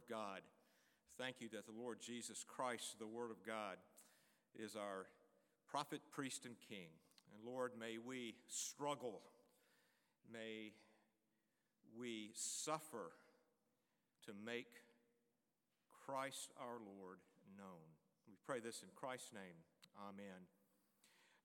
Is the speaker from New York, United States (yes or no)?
no; Greensboro, North Carolina, United States; Greensboro, North Carolina, my hometown